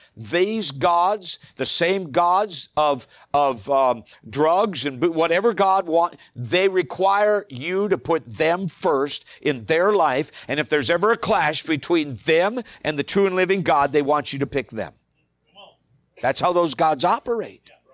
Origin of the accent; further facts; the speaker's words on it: United States; as American believers